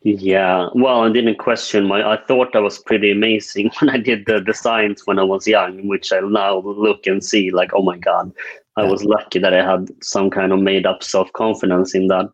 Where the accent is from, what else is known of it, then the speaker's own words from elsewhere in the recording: northern Sweden, Sweden; also born or lived in South Korea; now in Stockholm, Sweden; I am uh, Swedish uh, although I was adopted from South Korea when I was two years old. Grew up in the uh, northern parts of Sweden